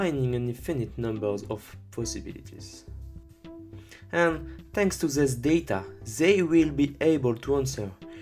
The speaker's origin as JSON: {"language": "English", "country": "France", "accent": "French", "second_language": "English", "said": "with my French accent"}